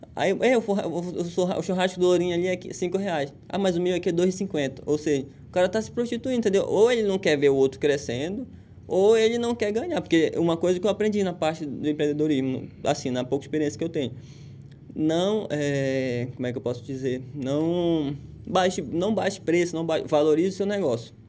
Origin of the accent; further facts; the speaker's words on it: Pará, Brazil; moved away; nós que somos paraenses